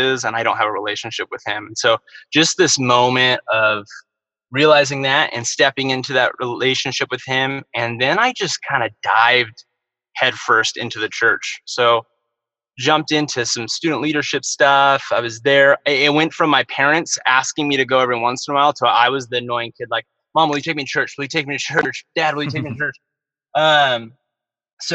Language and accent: English; Bakersfield, California, United States; I was born and raised in Bakersfield, California